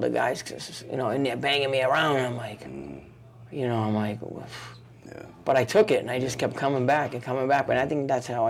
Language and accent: English; Lowell, Massachusetts, United States; We're not from Boston, excuse me. We go from Lowell on the train to Boston.